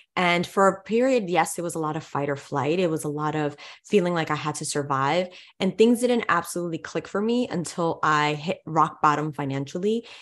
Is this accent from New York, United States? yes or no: yes; New York City, New York, United States; growing up in New York City